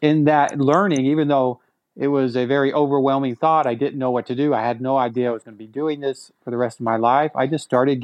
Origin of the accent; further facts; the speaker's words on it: Texas, United States; growing up in Texas, because that's where I'm originally from